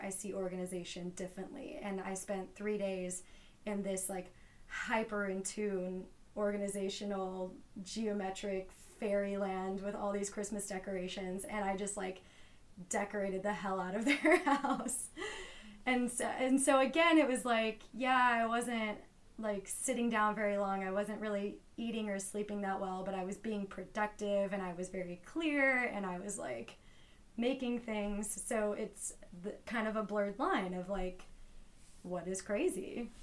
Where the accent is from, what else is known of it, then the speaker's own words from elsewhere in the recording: Los Angeles, California, United States; I am from Los Angeles